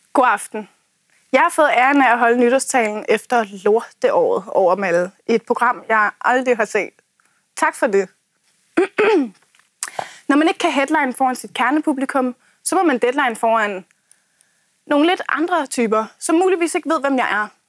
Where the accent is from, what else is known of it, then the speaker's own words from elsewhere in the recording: Hundige, Zealand, Denmark; jeg kommer fra Askerød i Hundi i den sydlige del af Blæstegnen